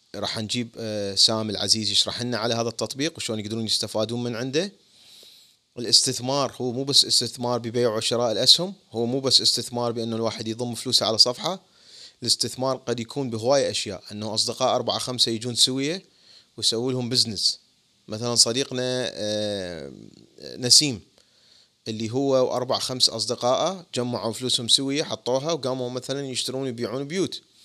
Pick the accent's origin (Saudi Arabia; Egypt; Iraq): Iraq; now in United States; وأنا عراقي